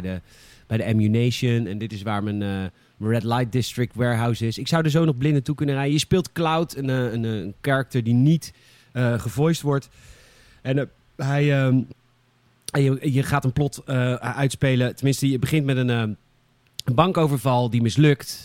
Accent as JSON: {"language": "Dutch", "town": "Boskoop", "region": "South Holland", "country": "Netherlands", "said": "elke keer ging ik naar de, de videorent bij ons in Boskoop"}